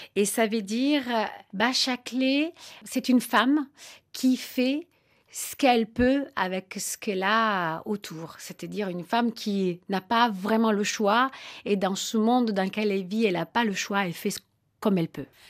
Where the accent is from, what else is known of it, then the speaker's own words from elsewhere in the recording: Naples, Campania, Italy; moved away; Moi, je, viens de Naples, j'allais dans les fêtes des Tarentelles